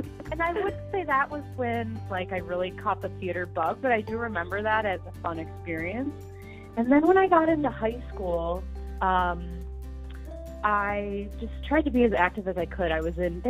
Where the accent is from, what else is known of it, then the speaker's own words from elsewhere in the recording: Platteville, Wisconsin, United States; I grew up in Platteville, Wisconsin, which is in southwestern Wisconsin